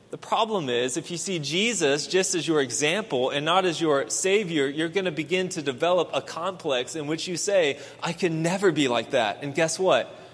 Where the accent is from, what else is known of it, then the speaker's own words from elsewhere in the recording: Houston, Texas, United States; I grew up here in Houston